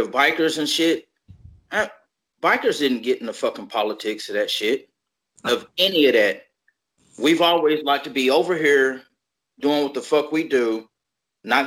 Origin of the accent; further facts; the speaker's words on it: Little Rock, Arkansas, United States; I grew up in Little Rock